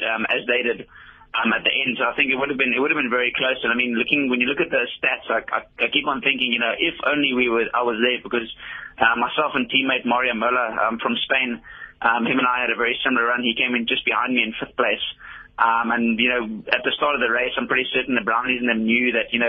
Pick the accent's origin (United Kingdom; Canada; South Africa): South Africa; Cape Town, Western Cape; I'm from Cape Town